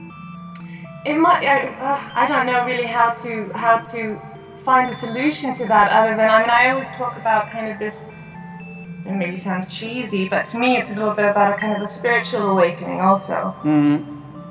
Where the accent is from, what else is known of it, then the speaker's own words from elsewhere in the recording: England, United Kingdom; also born or lived in United States; now in Iceland; I'm Icelandic, but I grew up in England, for instance, and spent a lot of time in the US